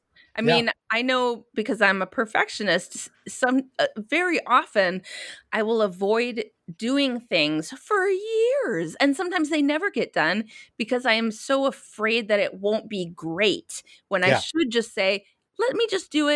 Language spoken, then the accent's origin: English; Minnesota, United States; I grew up in Minnesota where I went to private schools.